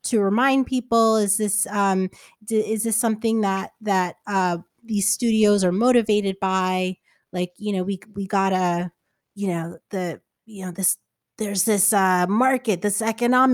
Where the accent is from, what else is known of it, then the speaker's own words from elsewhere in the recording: New Jersey, United States; moved away as an adult; now in Los Angeles, United States; I grew up in New Jersey